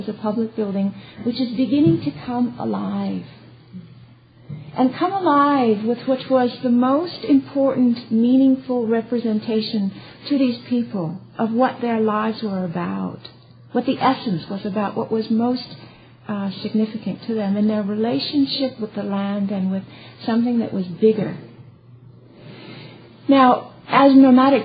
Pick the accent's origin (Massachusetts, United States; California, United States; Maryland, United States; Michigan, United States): California, United States; moved away; I was born in California